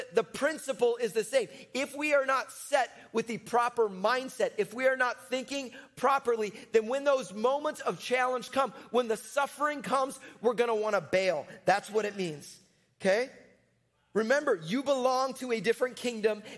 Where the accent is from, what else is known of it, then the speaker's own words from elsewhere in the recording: Chicago, Illinois, United States; I'm from Chicago. That's where I grew up.